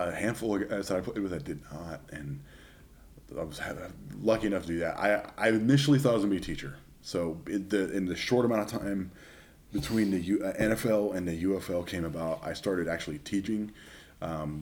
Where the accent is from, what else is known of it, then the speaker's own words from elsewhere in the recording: Southern California, United States; I'm from Southern California